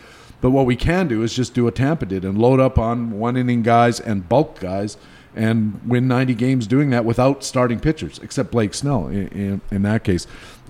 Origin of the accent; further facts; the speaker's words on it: Vancouver area, British Columbia, Canada; I grew up in the Vancouver area